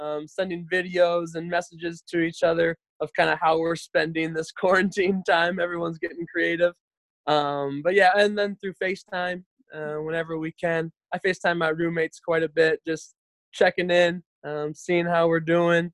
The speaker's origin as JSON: {"language": "English", "town": "Maple Grove", "region": "Minnesota", "country": "United States", "also_born_or_lived": "Wisconsin", "moved": "as an adult", "said": "I'm originally from Maple Grove, Minnesota, where I am at right now, currently quarantined with my parents"}